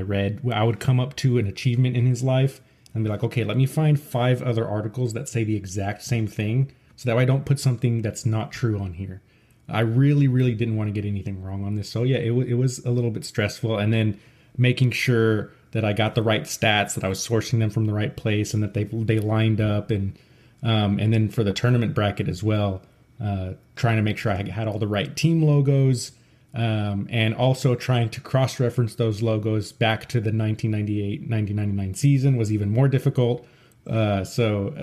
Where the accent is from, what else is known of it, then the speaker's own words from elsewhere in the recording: outside of Dallas, Texas, United States; I grew up right outside of Dallas